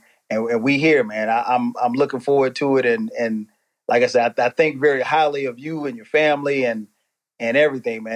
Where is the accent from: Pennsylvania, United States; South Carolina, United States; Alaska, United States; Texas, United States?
South Carolina, United States; Florence; moved away as an adult; now in Atlanta, United States; I'm originally from Florence, South Carolina, but I've been in Atlanta. Gosh, it'll be 25 years